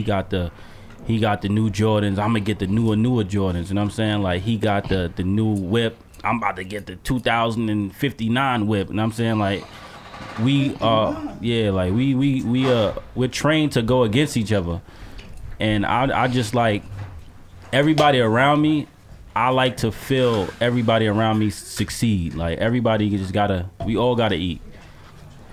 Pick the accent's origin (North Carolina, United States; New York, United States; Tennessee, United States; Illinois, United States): New York, United States; also born or lived in Ohio; I was from New York.